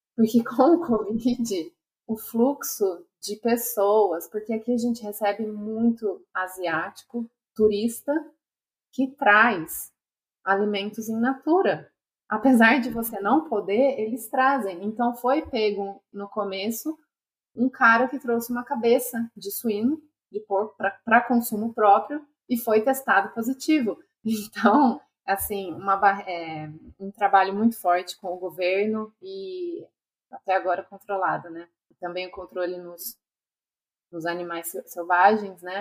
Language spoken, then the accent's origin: Portuguese; Brazil; moved away as an adult; also born or lived in United States; now in Australia; eu voltava para o Brasil